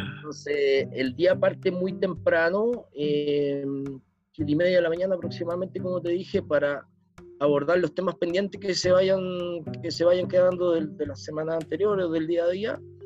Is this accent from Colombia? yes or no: no; Chile; nosotros como chilenos somos más prácticos